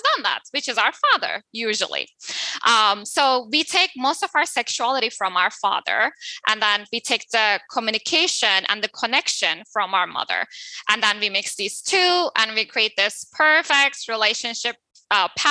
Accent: Turkey; I'm coming from Turkey. So in Turkey, it's more male dominant culture, right?

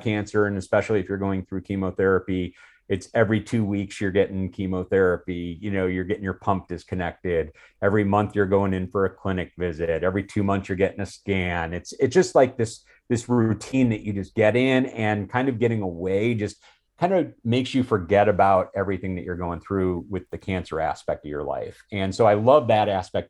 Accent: Chicago, Illinois, United States; I grew up in the Chicago area

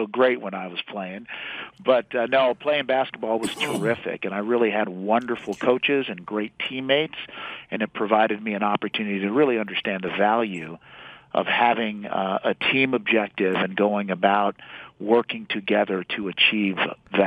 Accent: Washington, District of Columbia, United States; also born or lived in Haiti; I grew up in the District of Columbia

